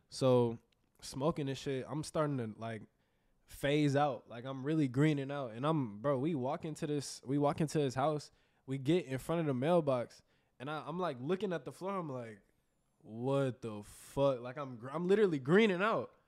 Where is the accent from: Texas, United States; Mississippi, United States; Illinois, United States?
Texas, United States; Houston; also born or lived in New Orleans; I've been in Houston my whole life. I'm born